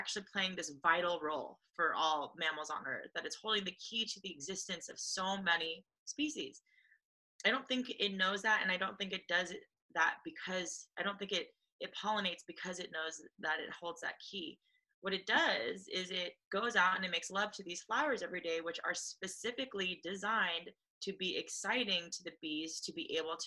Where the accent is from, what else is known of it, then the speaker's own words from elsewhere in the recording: Los Angeles, California, United States; I grew up in Los Angeles